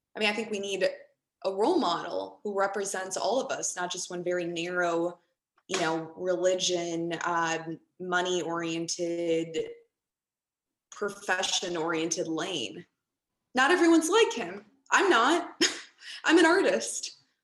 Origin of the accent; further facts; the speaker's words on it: Chicago, Illinois, United States; growing up in Chicago in a melting pot